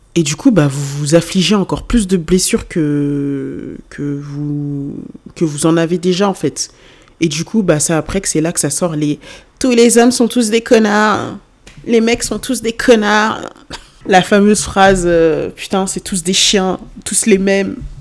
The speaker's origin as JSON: {"language": "French", "town": "Lyon", "region": "Auvergne-Rhône-Alpes", "country": "France", "tie": "born or raised there", "moved": "as an adult", "said": "ma ville euh, d'origine, mais euh, enfin ma, ville où j'ai vécu toute, pratiquement toute ma vie, mais c'était pas à cause de lui que j'ai quitté Lyon"}